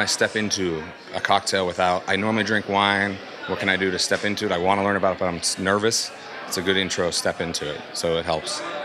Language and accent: English; Pittsburgh, Pennsylvania, United States; I'm from Pittsburgh, Pennsylvania.